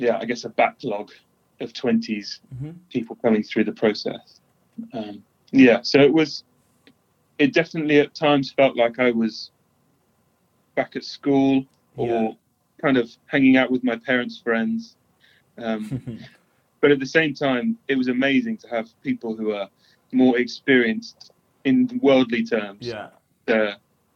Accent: London, United Kingdom; moved away as an adult; also born or lived in Canterbury / Cambridge; now in Nottingham, United Kingdom; I grew up in London

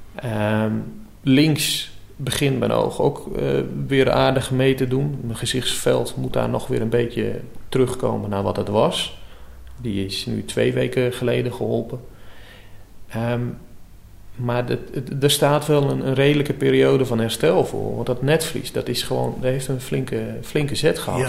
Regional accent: Urk, Flevoland, Netherlands

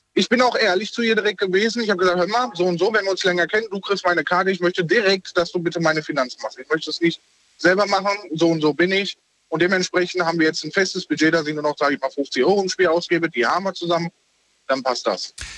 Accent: North Rhine-Westphalia, Germany; moved away as an adult; also born or lived in Bavaria; aus Bayern wieder nach äh, NRW. Mhm. Ähm, zu meiner Heimat

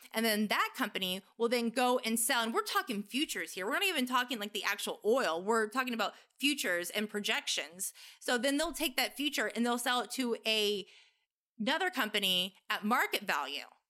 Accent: United States; as an American

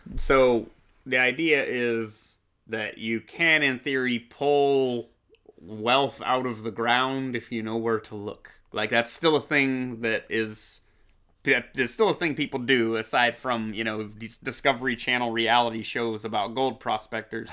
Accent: Coeur d'Alene, Idaho, United States; Jerry and I fucking growing up, we grew up in Coeur d'Alene, Idaho

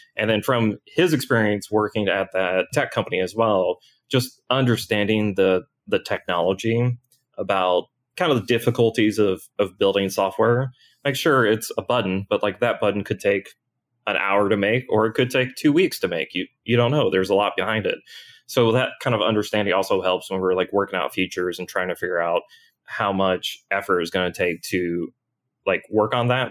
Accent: New Albany, Indiana, United States; I grew up in Southern Indiana.

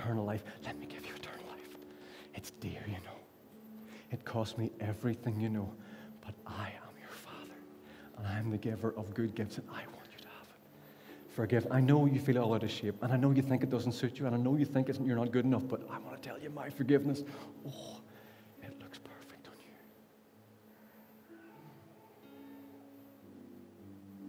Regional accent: Ballynahinch, Northern Ireland, United Kingdom; now in Derry, United Kingdom; So I'm from Ballinahinch.

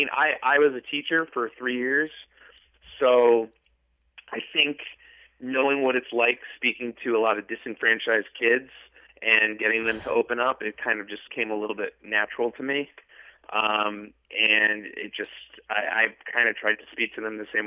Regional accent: Long Island, New York, United States; I grew up in Long Island

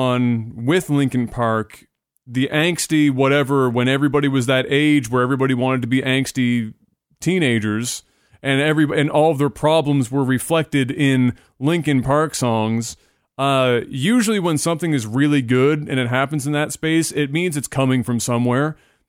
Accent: Canada; as a Canadian

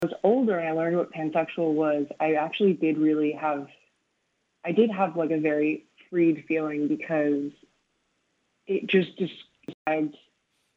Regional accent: Los Angeles, California, United States; now in Des Moines, United States; growing up in Los Angeles

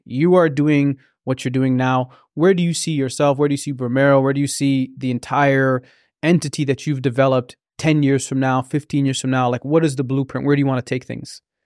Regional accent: Oromia, Ethiopia; now in Canada; I'm from Oromia

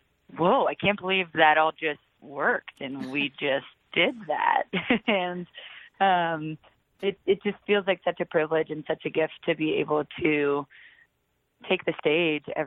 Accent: Aurora, Colorado, United States; also born or lived in Telluride, Colorado; I am originally from Aurora, Colorado, right outside of Denver.

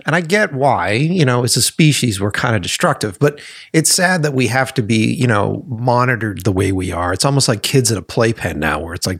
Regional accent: East Coast, United States; Maybe it's because I came from the East Coast. Maybe it's because I didn't come from here.

